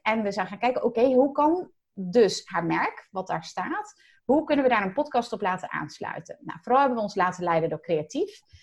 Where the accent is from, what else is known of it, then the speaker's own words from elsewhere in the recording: Zeelandic Flanders, Netherlands; moved away; also born or lived in Rotterdam; Ik kom zelf uit Zeeland, uit Zeeuws-Vlaanderen zelfs